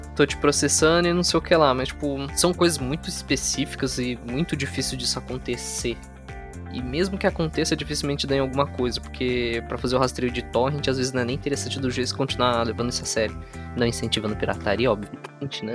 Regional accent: Brazil; nós que somos brasileiros

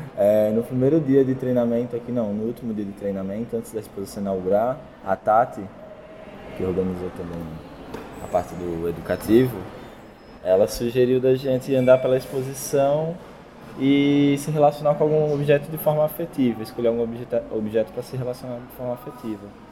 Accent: São José do Egito, Pernambuco, Brazil; eu sou de Pernambuco, de uma cidade chamada São José do Egito

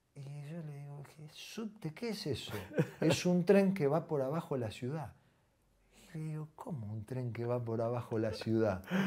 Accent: Corral de Bustos, Córdoba, Argentina; moved away; yo vivía primero en un barrio de Corral de Bustos

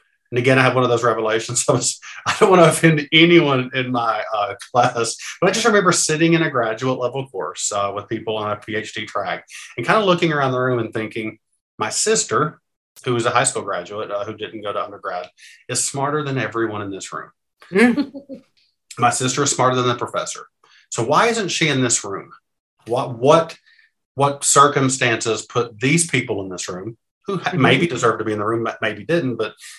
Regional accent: Kentucky, United States; So I grew up in Eastern Kentucky. So that's sort of the Appalachian mountainy part.

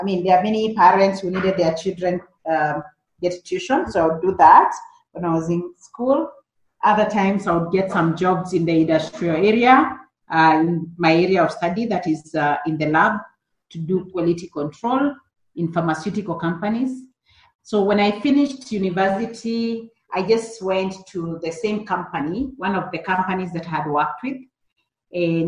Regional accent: Kenya; I grew up in the rural Kenya in a village called Kariara

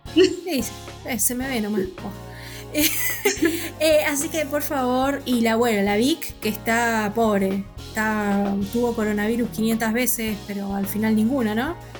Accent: Argentina; Acá en Argentina

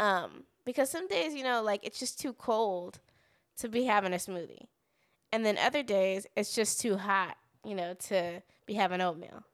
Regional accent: Southern California, United States; moved away as an adult; now in Texas, United States; we grew up in California, so we lived in California for about 20 years

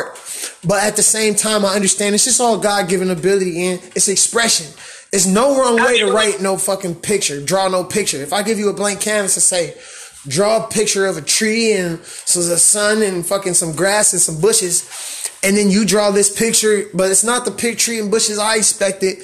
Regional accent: Pontiac, Michigan, United States; I was born, you know, right up the street from the Silver Dome

